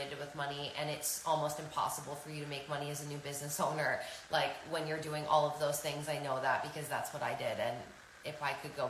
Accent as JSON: {"language": "English", "region": "New York", "country": "United States", "said": "I'm a New Yorker"}